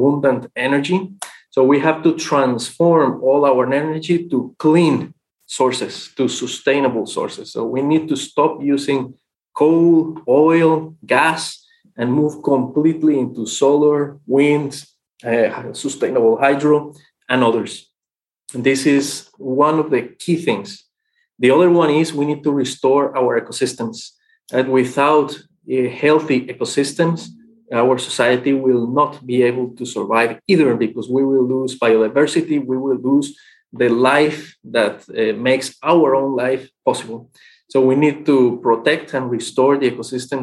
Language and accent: English; Costa Rica; also born or lived in Mexico; now in Bonn, Germany; I was born in Mexico. I grew up in Costa Rica.